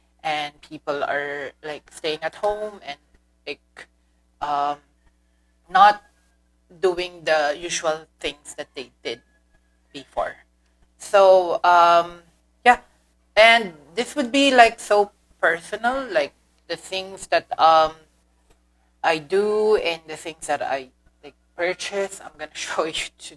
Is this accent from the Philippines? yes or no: yes; Philippines; first language Filipino; English is a second language; Second is my mother tongue, Filipino